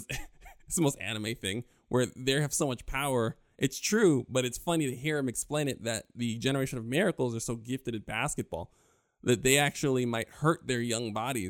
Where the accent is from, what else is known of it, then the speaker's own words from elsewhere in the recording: New York, United States; growing up in New York